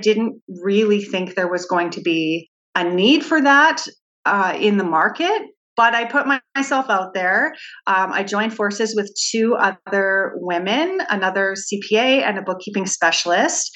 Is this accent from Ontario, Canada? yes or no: no; Saskatchewan, Canada; now in Edmonton, Canada; I'm born and raised in Saskatchewan, and I now make my home in Edmonton, Alberta